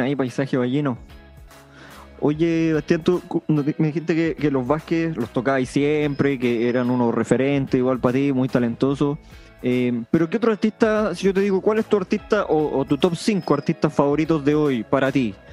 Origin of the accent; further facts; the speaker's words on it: Punitaqui, Coquimbo, Chile; Yo, que soy de Punitaki